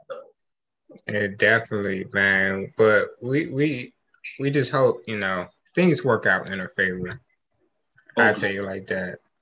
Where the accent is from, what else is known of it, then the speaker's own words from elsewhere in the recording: United States; I'm American too